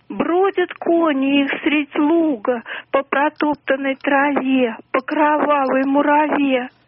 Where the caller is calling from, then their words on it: Moscow, Russia; Я из Москвы вам звоню.